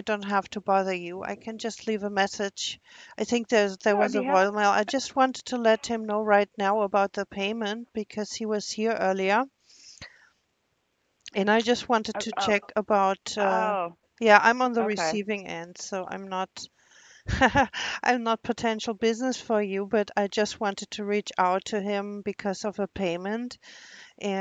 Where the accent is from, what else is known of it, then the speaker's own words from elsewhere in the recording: Germany; English is a second language; moved away; I'm from Germany